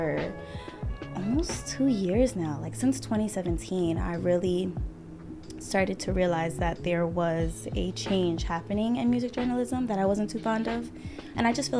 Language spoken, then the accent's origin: English; New York City, New York, United States; now in Elmont, United States; I am from Queens, New York, born and raised. I currently reside in Elmont